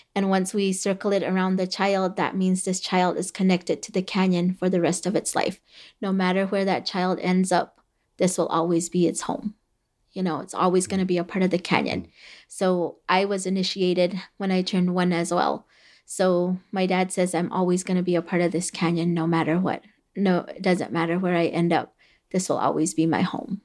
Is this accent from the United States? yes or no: yes; Havasupai, Arizona, United States; first language Havasupai; English is a second language; Havasupai was the first language that I spoke